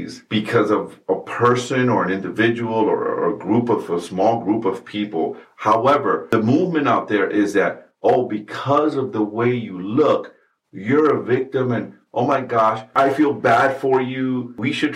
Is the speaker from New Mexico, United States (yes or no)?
no; New York City, New York, United States; I am a brown man that was born and raised in New York City in the United States of America.